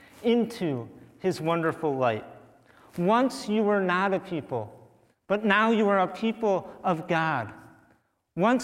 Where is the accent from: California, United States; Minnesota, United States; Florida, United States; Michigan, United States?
Minnesota, United States; St. James; I am born and raised Minnesotan, I was born in St. James, Minnesota